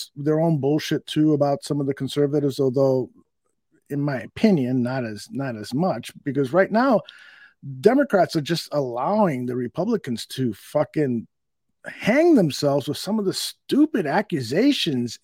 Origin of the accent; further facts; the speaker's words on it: United States; As an American